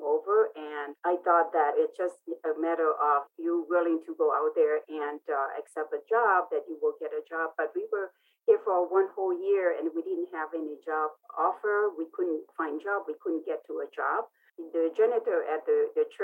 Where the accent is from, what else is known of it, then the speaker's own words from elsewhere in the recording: Laos; English is a second language; also born or lived in Vientiane; now in United States; I am Hmong, and I grew up in Laos, a war-torn country in Southeast Asia